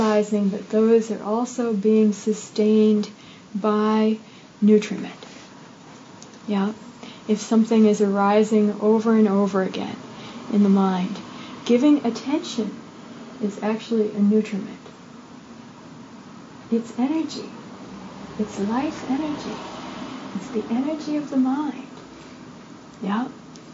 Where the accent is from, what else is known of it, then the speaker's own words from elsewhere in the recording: United States; growing up in the United States as a young female